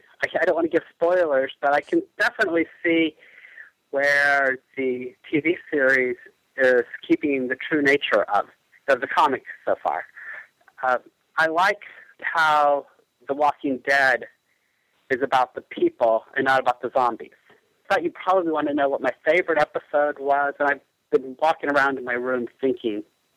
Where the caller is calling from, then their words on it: Lawrence, Kansas, United States; I'm calling from Lawrence, Kansas.